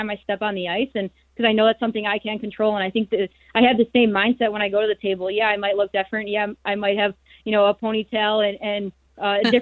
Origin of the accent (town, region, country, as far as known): Chicago, Illinois, United States; born or raised there